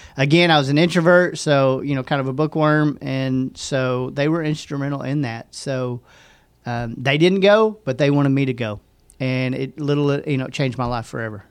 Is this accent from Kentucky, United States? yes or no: no; Hot Springs, Arkansas, United States; also born or lived in Benton, Arkansas; I grew up in Hot Springs, and I went to Lake Hamilton High School all the way up until my senior year, and then I moved to Benton and graduated from Benton High School